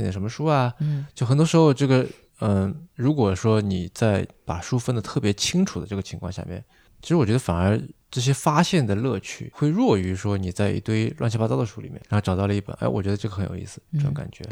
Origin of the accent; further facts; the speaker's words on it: China; 尤其对我们中国人而言